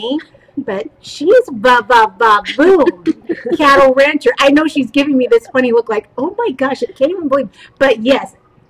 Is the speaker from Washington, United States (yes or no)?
yes; Kirkland, Washington, United States; I was raised in Kirkland